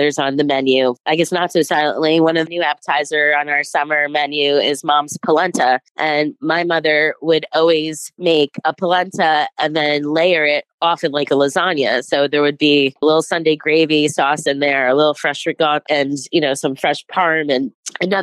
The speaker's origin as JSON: {"language": "English", "town": "Newark", "region": "New Jersey", "country": "United States", "tie": "born or raised there", "said": "I grew up in Newark also, so a melting pot"}